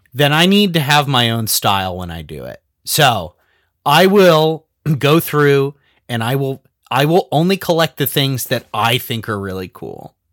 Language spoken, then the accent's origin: English; Southern California, United States; I'm from Southern California, not the South